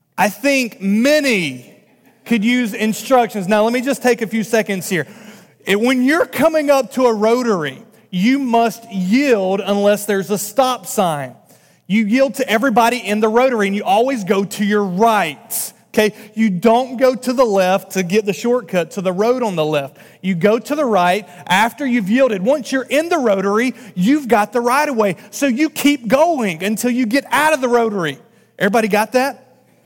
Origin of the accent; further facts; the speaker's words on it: North Carolina, United States; moved away as an adult; now in Massachusetts, United States; I'm from North Carolina